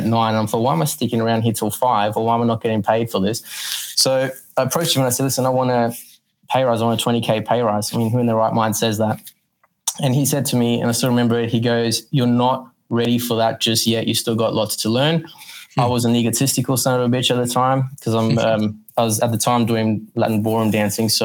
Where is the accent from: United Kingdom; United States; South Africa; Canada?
South Africa; Johannesburg, Gauteng; now in Sydney, Australia; from Sydney, well, reside in Sydney, Australia, born Johannesburg, South Africa, came here 23 years ago now